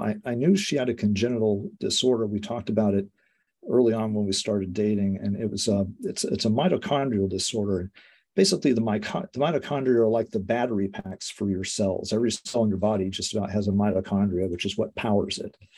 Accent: Colorado, United States; accent: American; moved away; I'm from Colorado

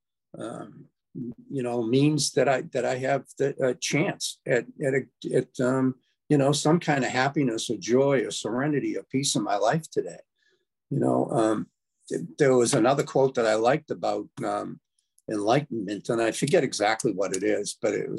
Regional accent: United States; I'm an American. I live in the United States, really not by choice

